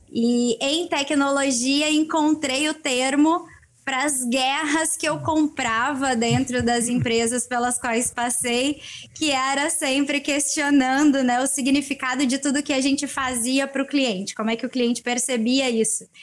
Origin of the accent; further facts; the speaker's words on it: Rio Grande do Sul, Brazil; also born or lived in Northeast Brazil / São Paulo / Campinas / Rio de Janeiro; Eu sou aqui do Rio Grande do Sul, é